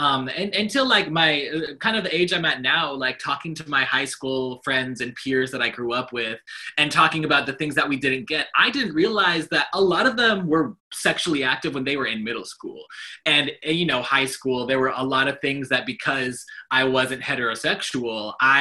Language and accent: English; Colorado, United States; growing up in Colorado, it was great. I had a beautiful, amazing childhood. My family, they adopted me from birth and I grew up there